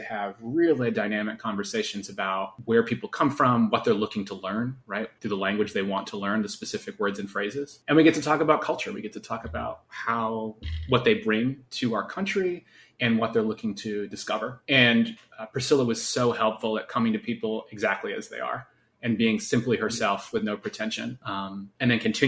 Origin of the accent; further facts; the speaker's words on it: New Jersey, United States; moved away as an adult; also born or lived in North Carolina; I'm from Jersey